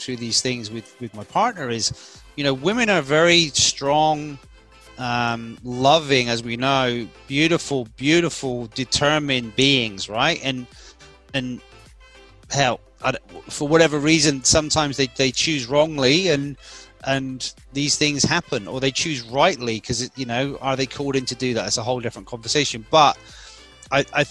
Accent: England, United Kingdom; now in Australia; my home country of England

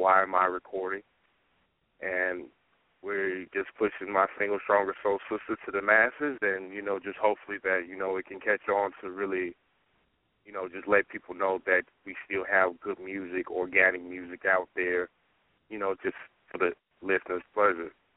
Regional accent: Dallas, Texas, United States; now in Sacramento, United States; I am originally from Dallas, Texas

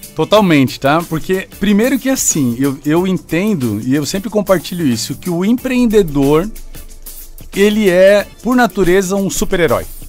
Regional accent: São Paulo, Brazil; now in Joinville, Brazil; eu sou natural de São Paulo

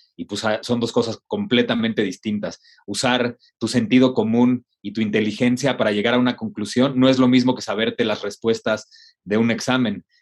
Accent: Mexico; así somos los mexicanos

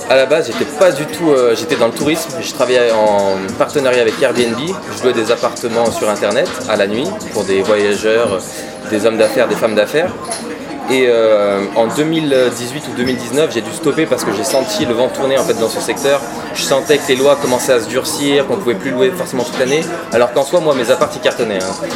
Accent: Lyon, Auvergne-Rhône-Alpes, France; je suis né à Lyon. J'ai des origines normandes, mais je suis né à Lyon. Je suis natif de Lyon.

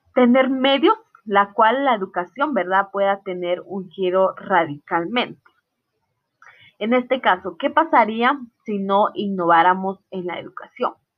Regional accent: Totonicapán, Guatemala; now in Salcajá, Guatemala; yo soy del área de Totonicapán, de una aldea llamada Aldea Vázquez. Actualmente resido en Salcajaque, Saltenango.

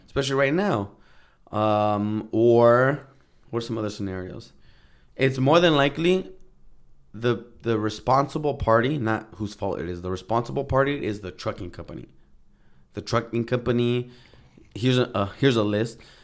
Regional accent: Santa Ana, California, United States; moved away as an adult; I grew up in Santana, Orange County

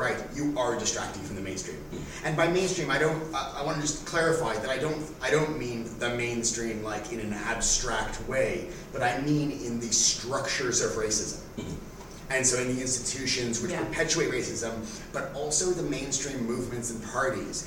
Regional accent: Toronto, Ontario, Canada; When I was a teenager, there was a huge skinhead revival in Toronto, and I was part of sort of a two-tone movement

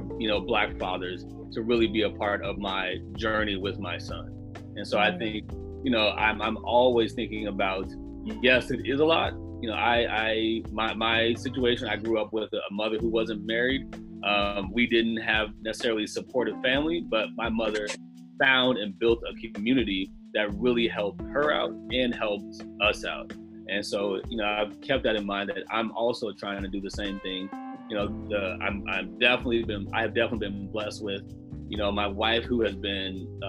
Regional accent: United States; as Black American fathers, as African American fathers

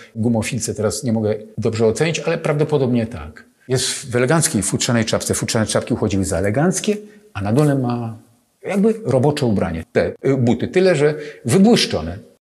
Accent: Sochaczew, Masovian Voivodeship, Poland; also born or lived in Warsaw; ja urodziłem się w Sochaczewie

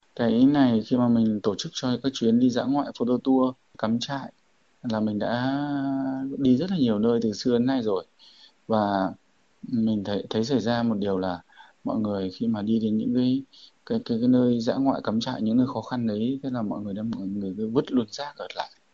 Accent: Vietnam; ở ngay quê hương mình

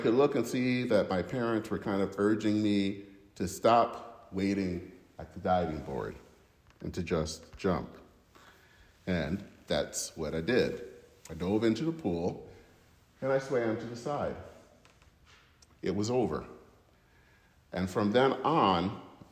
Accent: Flint, Michigan, United States; the YMCA in my hometown in Flint, Michigan

